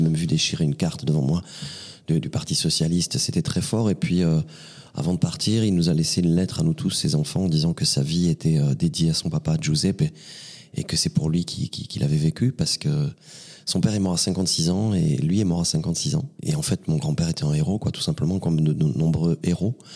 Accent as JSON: {"language": "French", "town": "Vernet-les-Bains", "region": "Occitania", "country": "France", "tie": "born or raised there", "also_born_or_lived": "Perpignan / Rivesaltes", "said": "Vernet-les-Bains. Oui, j'ai grandi à vernay les bains Ouais. Quelques heures après ma naissance, je suis monté dans ce village et je suis resté euh, très très longtemps"}